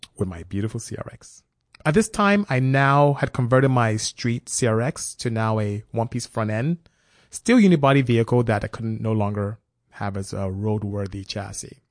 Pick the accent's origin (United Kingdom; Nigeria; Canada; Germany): Nigeria; moved away; also born or lived in West Africa; being Nigerian raised by my father